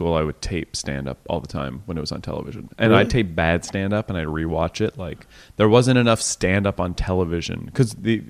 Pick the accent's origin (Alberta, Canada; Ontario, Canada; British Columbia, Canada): Ontario, Canada; Cambridge; Cambridge, Ontario.